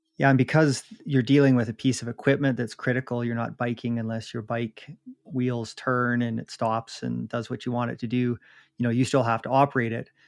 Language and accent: English; Jasper, Alberta, Canada; I grew up in Jasper